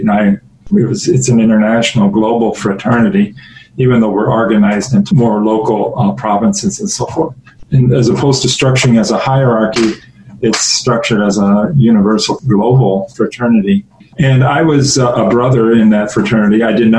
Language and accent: English; Quincy, Illinois, United States; moved away; also born or lived in Zaire; Well, I was born in Quincy, Illinois, which is a town not that different in size from La Crosse on the Mississippi River.